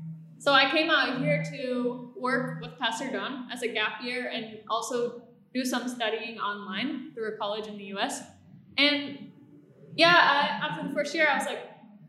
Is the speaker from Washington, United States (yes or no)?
no; Oklahoma, United States; moved away as an adult; also born or lived in Tennessee; now in Bali, Indonesia; I'm from Oklahoma, originally born in Tennessee. And I came to Indonesia almost 7 years ago now